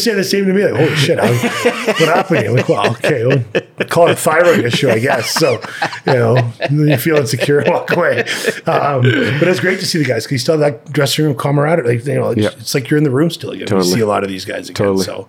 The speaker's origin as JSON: {"language": "English", "region": "Northeast", "country": "United States", "tie": "born or raised there", "said": "growing up in the Northeast, it was all about loyalty and friendship."}